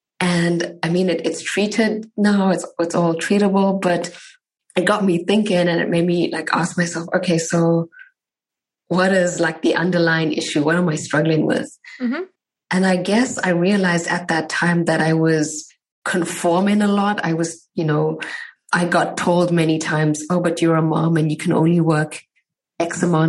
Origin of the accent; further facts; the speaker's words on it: South Africa; But I'm from South Africa. I met my husband some 8-9 years ago in South Africa.